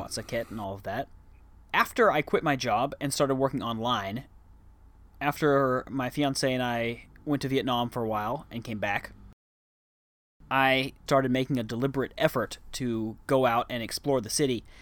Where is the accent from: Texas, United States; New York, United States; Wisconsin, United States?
Texas, United States; Dallas; moved away as an adult; also born or lived in Arlington, Texas; now in Bangkok, Thailand; I grew up there and I spent the first twenty-two years of my life there